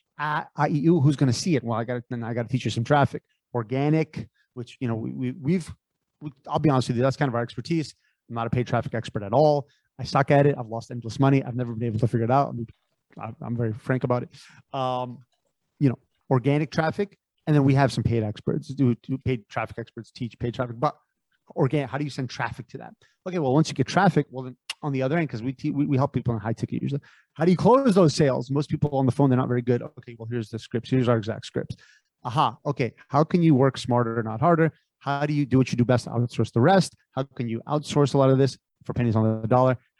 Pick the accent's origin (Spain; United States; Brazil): United States; Connecticut; also born or lived in San Francisco Bay Area; I grew up in Connecticut.